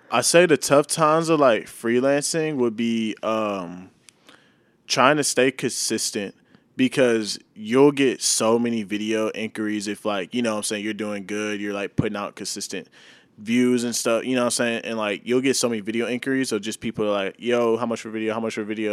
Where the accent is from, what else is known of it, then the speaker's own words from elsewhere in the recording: Mansfield, Texas, United States; moved away as an adult; now in St. Louis, United States; I grew up in a small town named Mansfield, Texas